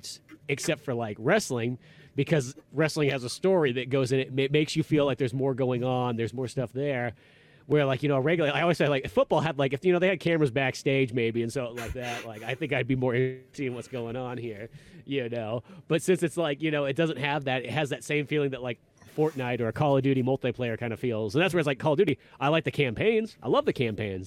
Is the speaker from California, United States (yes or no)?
yes; Northern California, United States; We grew up in Northern California